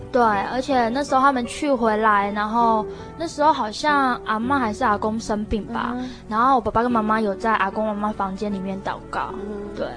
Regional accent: Tainan, Taiwan; moved away as an adult; now in Taipei, Taiwan; 我出生来自于台南

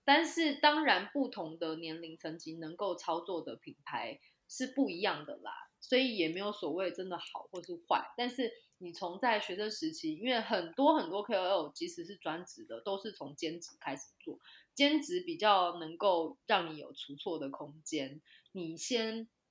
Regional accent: Taichung, Taiwan; 我是台中人嘛，所以我就回到台中去大雅区的农会实习

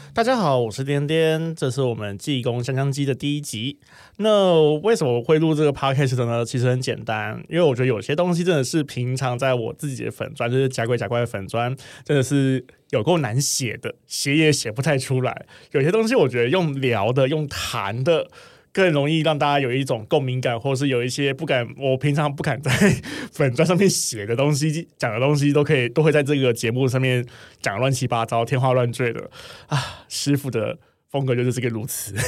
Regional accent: Sanchong, New Taipei, Taiwan; also born or lived in Xinzhuang; 因为我小时候也住三重

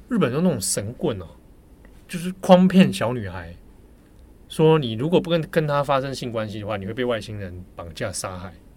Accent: Taipei, Taiwan; 我小时候，我童年成长其实是在北投的阳明山那个山区里面

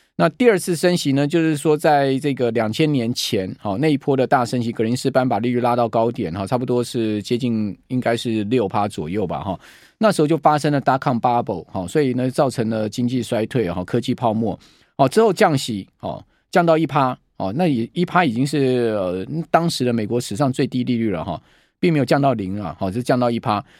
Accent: Taiwan; 我们台湾人

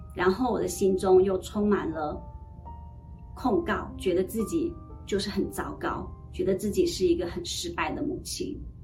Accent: Heilongjiang, China; moved away; 我出生在充满北国风光的大陆黑龙江

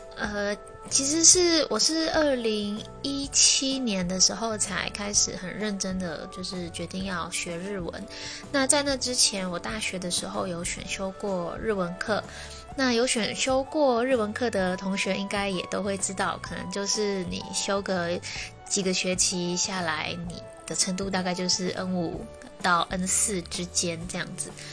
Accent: Taiwan; 我们台湾人

